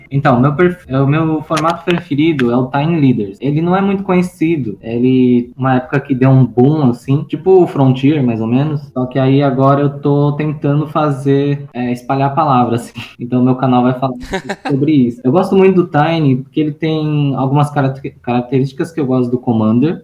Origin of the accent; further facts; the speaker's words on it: São Paulo, Brazil; Eu sou nascida aqui em São Paulo, atualmente moro aqui em São Paulo também, São Paulo capital